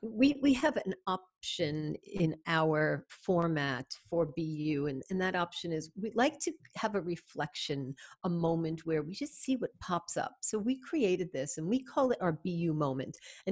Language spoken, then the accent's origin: English; New York City, New York, United States; moved away as an adult; now in Canada; Although I'm from New York and came to Canada 30 years ago, a little bit more.